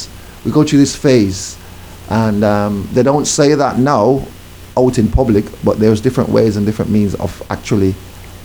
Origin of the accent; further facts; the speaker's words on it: Jamaica; growing up in Jamaica in the 70s